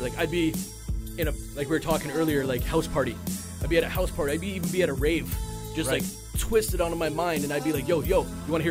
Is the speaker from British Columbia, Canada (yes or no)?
yes; Vernon, British Columbia, Canada; moved away as an adult; now in Vancouver, Canada; I grew up in Vernon, but we partied in Kelowna